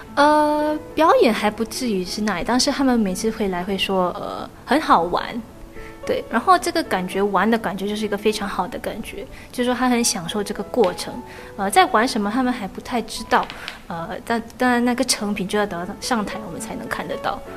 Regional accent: Singapore; 我们土生土长的新加坡人、华人

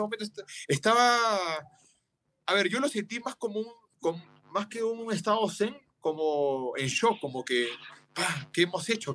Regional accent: Avellaneda, Buenos Aires Province, Argentina; moved away; soy argentino y en esa época yo viví muy de cerca porque yo jugaba en Racing, tenía 7, eh, 8 años

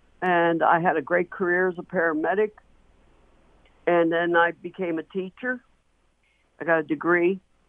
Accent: Pittsburgh, Pennsylvania, United States; I was born and raised in the South Hills. During the 1970s, I was in high school.

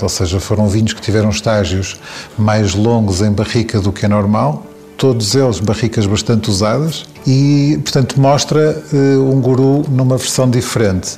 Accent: Sabrosa, Norte, Portugal; é onde eu cresci, no fundo em, em Fermentões, ou seja, perto de Sabrosa

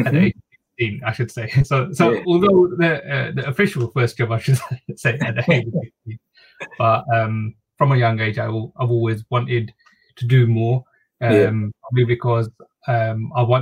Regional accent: London, United Kingdom; also born or lived in Bangladesh; So we moved to East London, and that's where I've been brought up, and that's where I've lived most of my life.

